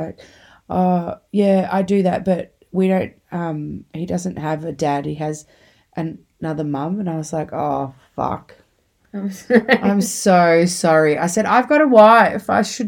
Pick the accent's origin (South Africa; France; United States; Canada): Canada; St. Catharines, Ontario; I'm from St. Catharines.